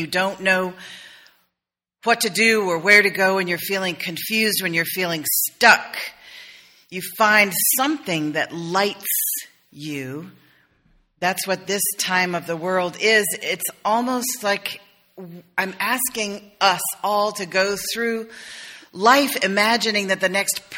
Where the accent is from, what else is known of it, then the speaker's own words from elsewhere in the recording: South Carolina, United States; I'm from South Carolina.